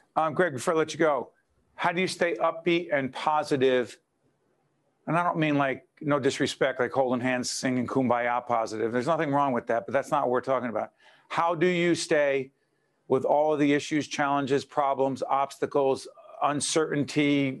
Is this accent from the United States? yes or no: yes; Newark, New Jersey, United States; moved away; also born or lived in Montclair, New Jersey; when I first moved into Montclair, New Jersey from my hometown of Newark